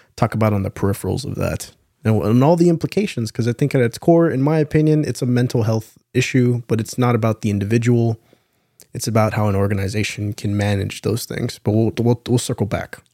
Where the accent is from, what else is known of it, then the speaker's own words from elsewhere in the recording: San Antonio, Texas, United States; born and raised in San Antonio